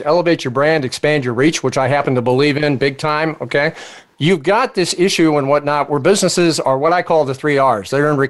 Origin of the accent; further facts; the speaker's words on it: East Coast, United States; I come from the East Coast, Pepe.